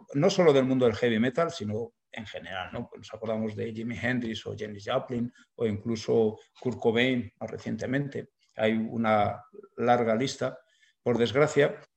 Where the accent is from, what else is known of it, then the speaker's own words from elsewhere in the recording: Burgos, Castile and León, Spain; somos de Burgos